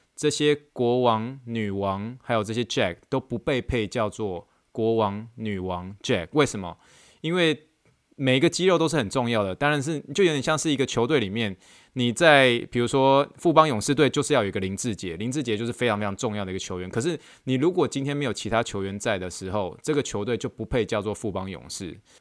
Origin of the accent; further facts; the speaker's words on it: Taiwan; now in United States; 他们都知道我从台湾来的